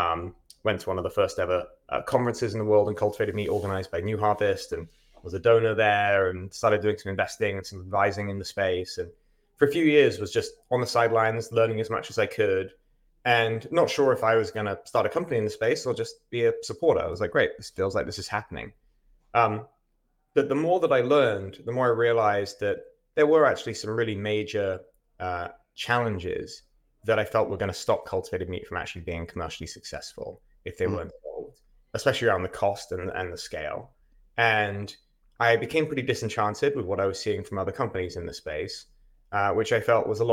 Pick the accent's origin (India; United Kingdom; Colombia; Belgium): United Kingdom; England; moved away as an adult; now in United States; I am English. Started my first company in the UK.